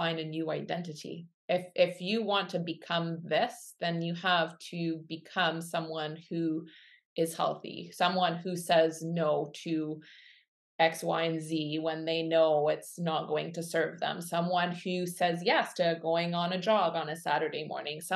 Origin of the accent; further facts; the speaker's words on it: Quebec City, Quebec, Canada; now in Kamloops, Canada; I grew up in Quebec City and I'm a child of the 80s